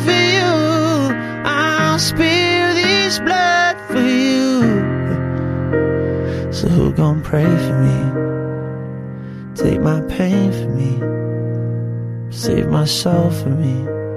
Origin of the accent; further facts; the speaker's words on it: Rockhampton, Queensland, Australia; I grew up in Rockhampton in a little family church there